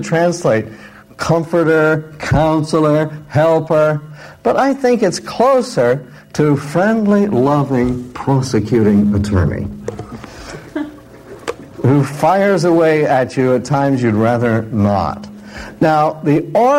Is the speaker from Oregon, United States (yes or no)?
yes; Pistol River, Oregon, United States; I came from Oregon, and in my generation, Oregon was made up of very independent people